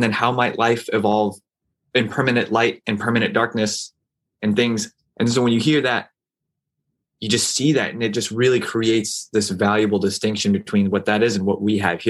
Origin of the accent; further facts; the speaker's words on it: New Mexico, United States; also born or lived in Saudi Arabia; now in New York, United States; I grew up in New Mexico.